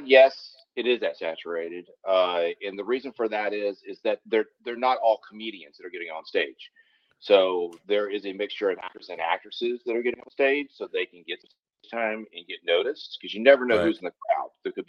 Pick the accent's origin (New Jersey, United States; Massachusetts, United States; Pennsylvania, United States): New Jersey, United States; Lakewood; born there; now in California, United States; I've been in California for over 30 years, but I was born in Lakewood, New Jersey.